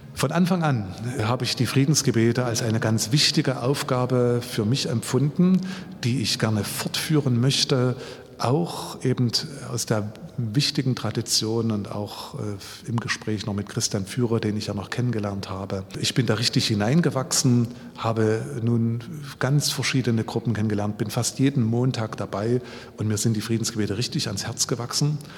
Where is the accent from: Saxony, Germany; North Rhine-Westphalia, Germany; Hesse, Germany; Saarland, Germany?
Saxony, Germany; Ore Mountains; moved away as an adult; now in Leipzig, Germany; Ich bin im Erzgebirge groß geworden